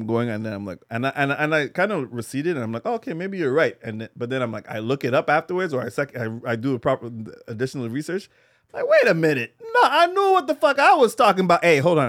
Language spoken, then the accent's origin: English; Montreal, Quebec, Canada; Park X, bro. Not even Chamonix. I'm from the motherland.